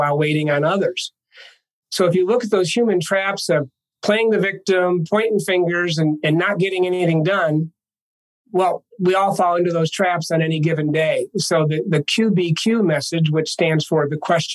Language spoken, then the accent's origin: English; Ithaca, New York, United States; moved away as an adult; also born or lived in Minneapolis, St. Paul; now in Denver, United States; I was born in Ithaca, New York in 1958, before indoor plumbing. And 22 years later, after graduating from Cornell University